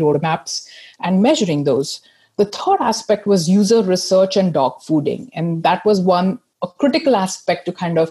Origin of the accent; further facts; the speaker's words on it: India; moved away as an adult; also born or lived in United States / Seattle / Manchester; now in United Kingdom; I grew up in India